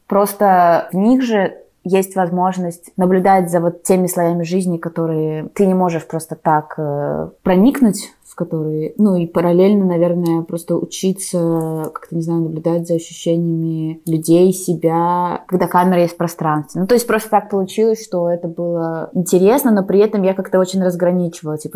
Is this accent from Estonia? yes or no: no; Belarus; also born or lived in Russia; оба из них сняты в странах, в которых я выросла, ну типа в Беларуси и в России.